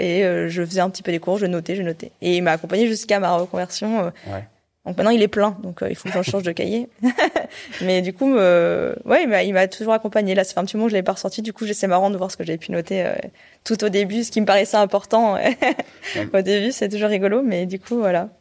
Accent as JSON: {"language": "French", "town": "Clermont-Ferrand", "region": "Auvergne-Rhône-Alpes", "country": "France", "tie": "born or raised there", "also_born_or_lived": "Paris / Brest / Rennes", "moved": "as an adult", "said": "Alors moi, j'ai grandi en Auvergne, à Clermont-Ferrand. Donc en gros, j'ai fait toute ma scolarité là-bas"}